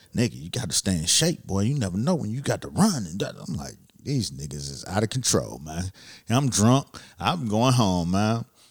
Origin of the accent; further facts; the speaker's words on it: Miami, Florida, United States; I'm from Miami